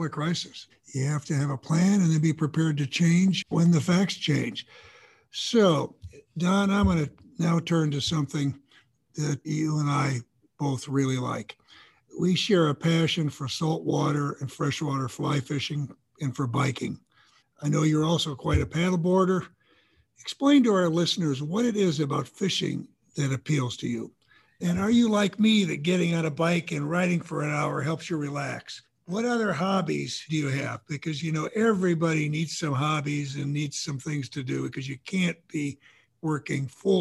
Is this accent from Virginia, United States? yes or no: no; Illinois, United States; I grew up in Illinois